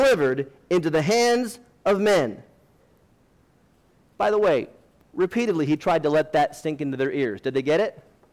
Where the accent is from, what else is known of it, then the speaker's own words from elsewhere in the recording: United States; I'm an American